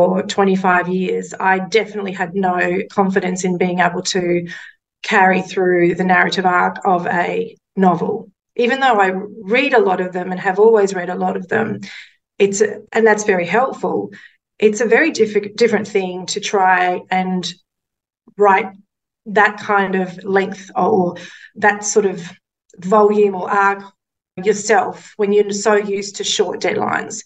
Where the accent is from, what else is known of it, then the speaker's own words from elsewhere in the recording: Mackay, Queensland, Australia; One of the first newspapers I worked at was in my hometown of Mackay